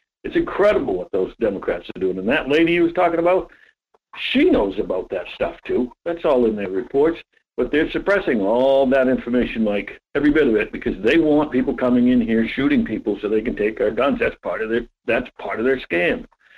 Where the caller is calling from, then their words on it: Homer, United States; … from Homer.